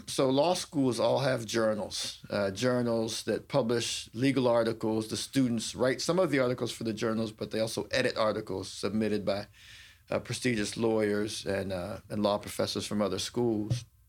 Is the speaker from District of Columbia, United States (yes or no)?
yes; Washington, District of Columbia, United States; I'm a D C native